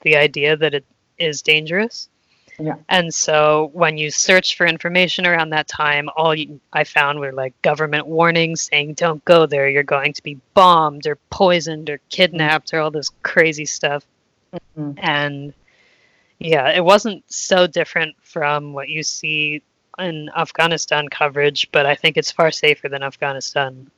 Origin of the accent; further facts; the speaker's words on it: United States; moved away as an adult; I'm from the United States